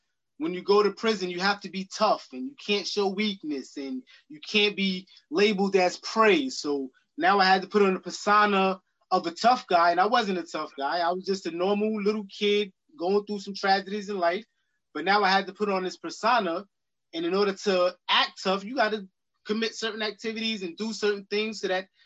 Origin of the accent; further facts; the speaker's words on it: New York City, New York, United States; I grew up in Queens, New York, in Jamaica, Queens, in the Springfield Garden section